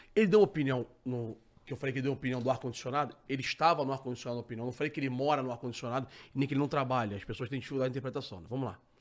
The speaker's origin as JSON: {"language": "Portuguese", "region": "Rio de Janeiro", "country": "Brazil", "said": "eu sou carioca"}